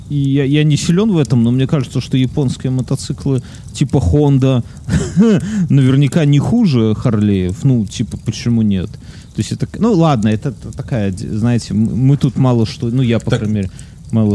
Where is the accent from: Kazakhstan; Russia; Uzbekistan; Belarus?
Belarus; я, потому что из Беларуси